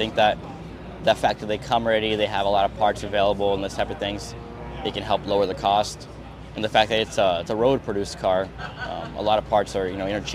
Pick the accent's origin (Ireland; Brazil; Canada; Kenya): Brazil; Northeast Region; also born or lived in United States; now in Orlando, United States; I'm originally from Northeast Brazil